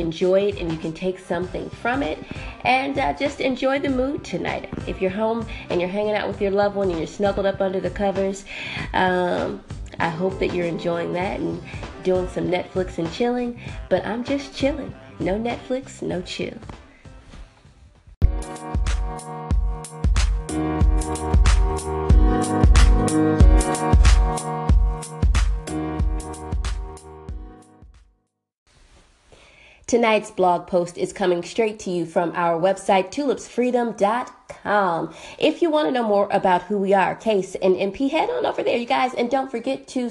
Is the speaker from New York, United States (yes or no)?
no; Wisconsin, United States; also born or lived in Cobb County, Georgia; now in Atlanta, United States; I'm from Wisconsin